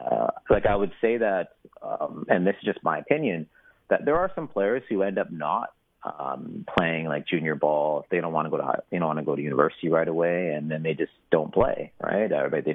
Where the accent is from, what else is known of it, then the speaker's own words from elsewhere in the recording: Saskatchewan, Canada; growing up in Saskatchewan, it's a football province, right?